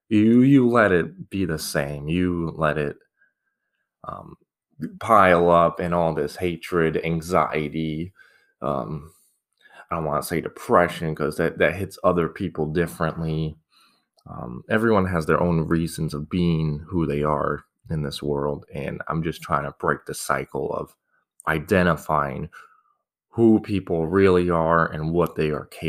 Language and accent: English; Scottsdale, Arizona, United States; I grew up in Arizona, Scottsdale, a lovely place. Started from desert. Now it's like turning into this metropolis in the desert.